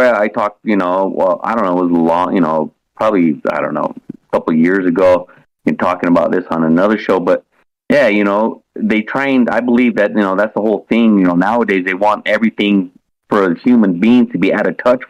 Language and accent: English; United States; moved away; I'm from the mountains, you know, I'm from Utah, Colorado area.